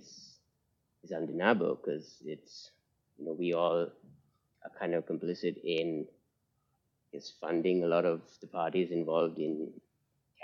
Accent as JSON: {"language": "English", "country": "Sri Lanka", "said": "I'm from Sri Lanka"}